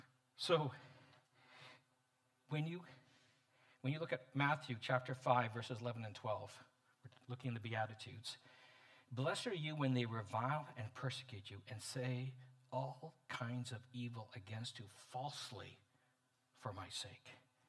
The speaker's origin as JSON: {"language": "English", "country": "Canada", "also_born_or_lived": "Montreal, Canada / Edmonton, Canada", "said": "I'm as a Canadian, been blessed as a hockey fan to live in Montreal in the 1970s when they won finally the Stanley Cups, and in Edmonton in the 80s when they won 5."}